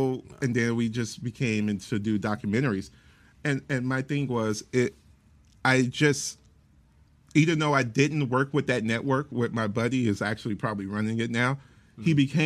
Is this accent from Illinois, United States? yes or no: yes; Chicago, Illinois, United States; moved away; I'm originally from Chicago